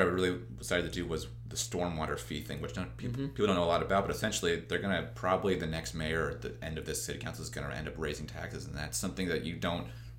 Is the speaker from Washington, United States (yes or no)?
no; Indianapolis, Indiana, United States; moved away as an adult; also born or lived in Syracuse, New York; now in Jackson, United States; I'm from Indianapolis, Indiana, originally. Lived there all 18 years.